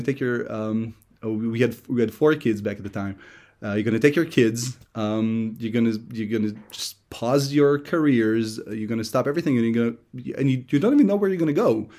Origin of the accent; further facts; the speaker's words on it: Hashmonaim, Israel; English is a second language; moved away as an adult; also born or lived in Philadelphia, United States; I was raised in Hashmonaim. My family is strictly Israeli